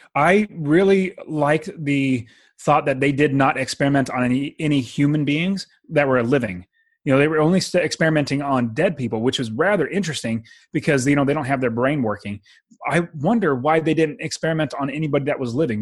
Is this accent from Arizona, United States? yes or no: no; Fresno, California, United States; I'm from Fresno